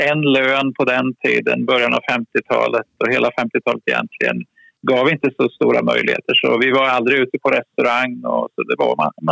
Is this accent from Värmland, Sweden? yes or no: no; Kisa, Östergötland, Sweden; moved away; Jag är född i Kisa i Östergötland, södra Östergötland. Ett litet samhälle på 5000 personer ungefär om man räknar omgivningarna. En trygg och bra miljö att växa upp i.